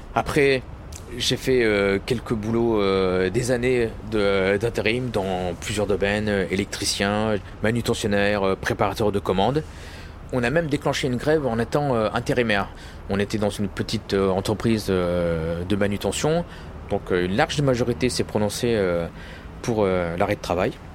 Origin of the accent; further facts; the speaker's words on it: Loir-et-Cher, Centre-Val de Loire, France; moved away; also born or lived in Paris; Moi j'ai grandi en province dans le Loir-et-Cher on vivait dans une cité